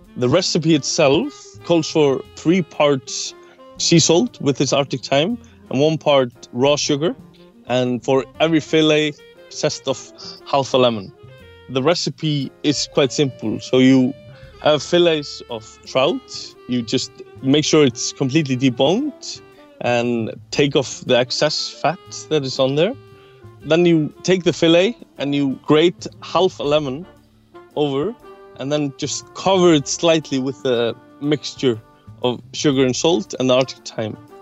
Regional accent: Iceland; I'm a chef from Iceland.

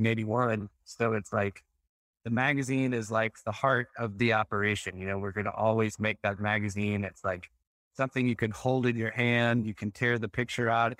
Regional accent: Texas, United States; I grew up in Texas

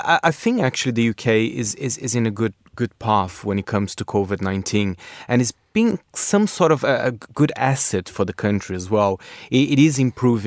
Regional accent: Brazil; including my home country, Brazil.

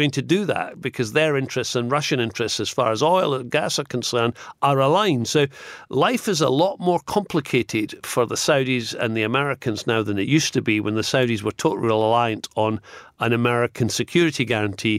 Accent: Scotland, United Kingdom; I'm Scottish

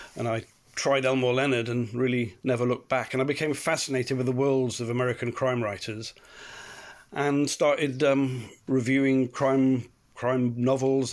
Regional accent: Cardiff, Wales, United Kingdom; I grew up in Cardiff. It's where my family been for generations

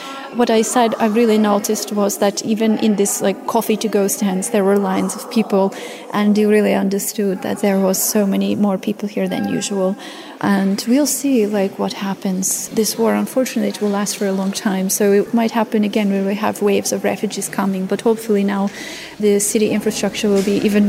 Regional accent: United States; now in Chernivtsi, Ukraine; I'm an American writer and translator in Chernivtsi.

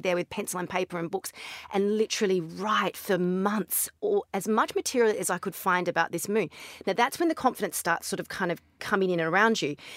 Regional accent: Barossa Valley, South Australia, Australia; now in Dubai, United Arab Emirates; I'm from Australia

